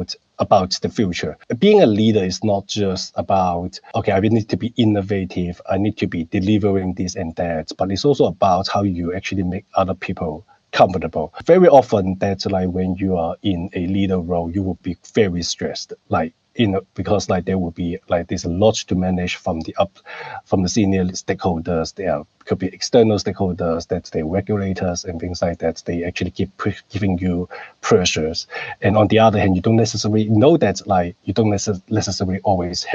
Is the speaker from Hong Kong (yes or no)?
yes; Hong Kong; moved away as an adult; also born or lived in Canberra, Australia; now in Sydney, Australia; I grew up in Hong Kong